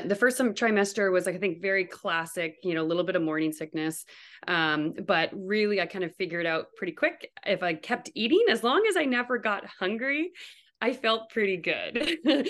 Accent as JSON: {"language": "English", "region": "New Brunswick", "country": "Canada", "also_born_or_lived": "Toronto, Canada", "moved": "as an adult", "lives_now": "Fairbanks, United States", "said": "I'm actually from Canada. I'm from New Brunswick. Um, that's where all my family now still lives, but I currently live in Fairbanks, Alaska."}